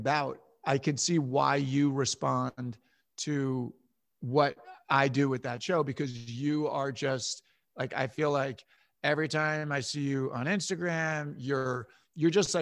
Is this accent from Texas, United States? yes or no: no; Westchester County, New York, United States; So I grew up in Westchester County, New York, about an hour north of New York City.